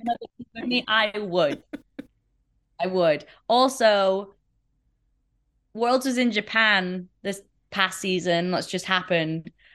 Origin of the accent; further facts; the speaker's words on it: Sheffield, Yorkshire and the Humber, United Kingdom; Sheffield, my hometown in the U K